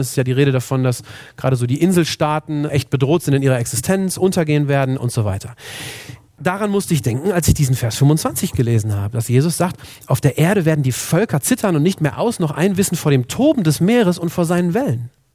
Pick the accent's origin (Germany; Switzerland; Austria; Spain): Germany; Bei uns in Deutschland